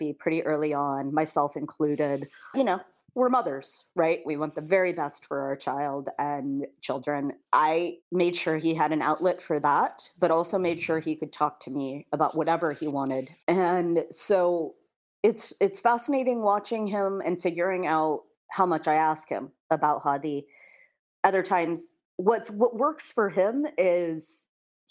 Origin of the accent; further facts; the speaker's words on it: Kansas, United States; moved away; I grew up in Kansas, so I still have my Kansas community